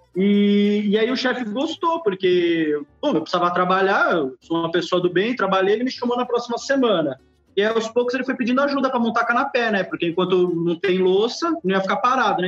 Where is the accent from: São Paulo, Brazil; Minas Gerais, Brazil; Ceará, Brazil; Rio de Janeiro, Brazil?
São Paulo, Brazil; also born or lived in Bahia; eu cresci na Bahia, né? Eu fiquei até os nove anos e meio, mais ou menos, na Bahia. Depois a gente foi para São Paulo